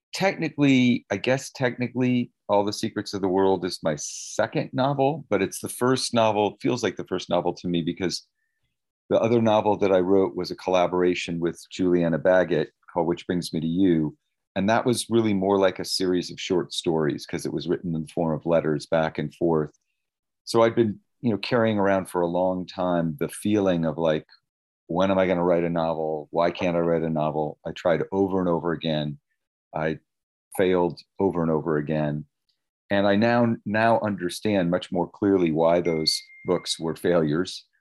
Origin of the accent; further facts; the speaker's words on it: Palo Alto, California, United States; I also lived in an area, Palo Alto, California